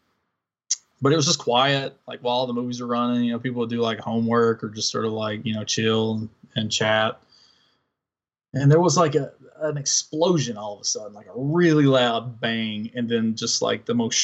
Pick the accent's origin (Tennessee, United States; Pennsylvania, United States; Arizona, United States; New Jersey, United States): Tennessee, United States; Northeast; moved away; we're all from Northeast Tennessee